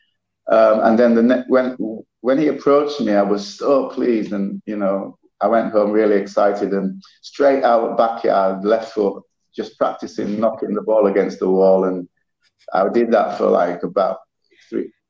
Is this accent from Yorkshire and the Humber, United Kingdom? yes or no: yes; Leeds, Yorkshire and the Humber, United Kingdom; moved away as an adult; also born or lived in St. Kitts / St. Lucia; now in Saint Lucia; I was actually born in St. Kitts, but when we were kids, my parents moved to the UK and we moved to Leeds